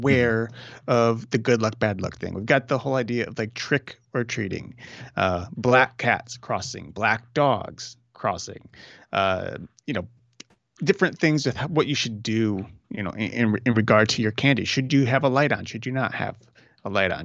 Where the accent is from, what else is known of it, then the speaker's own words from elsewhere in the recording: Cleveland, Ohio, United States; growing up in Northeast Ohio, Cleveland specifically